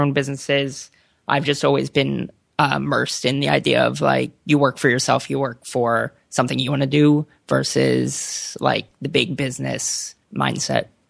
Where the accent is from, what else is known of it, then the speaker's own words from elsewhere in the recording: suburbs of Philadelphia, Pennsylvania, United States; moved away as an adult; also born or lived in Boston; now in California, United States; I'm from the suburbs of Philadelphia